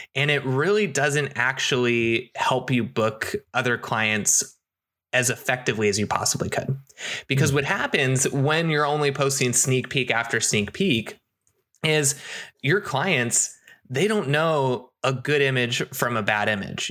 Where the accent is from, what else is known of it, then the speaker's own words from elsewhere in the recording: United States; also born or lived in Seattle, Washington; coming back to my hometown